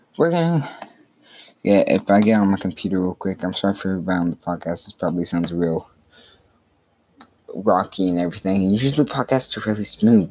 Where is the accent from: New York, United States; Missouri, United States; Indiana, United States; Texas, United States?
Texas, United States; Carthage; my hometown restaurant, it's Main Street Cafe.